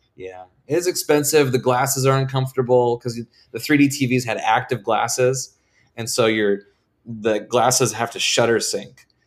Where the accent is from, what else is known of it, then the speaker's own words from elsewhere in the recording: Vancouver, Washington, United States; moved away as an adult; I am from Vancouver, Washington